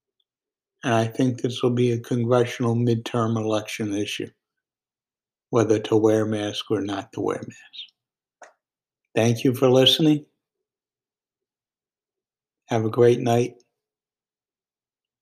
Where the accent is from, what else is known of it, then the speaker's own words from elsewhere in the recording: Virginia, United States; my home state of Virginia